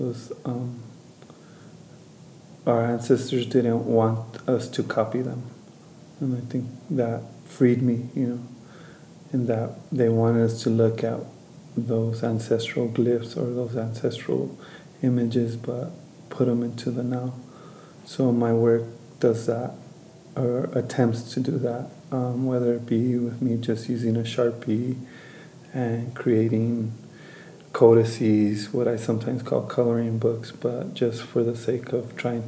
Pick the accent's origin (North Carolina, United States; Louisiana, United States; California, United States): California, United States; Los Angeles; moved away as an adult; now in New Mexico, United States; I was born and raised in East Los Angeles. Migrated to Nuevo Mexico, Rivera, about 8-9 years ago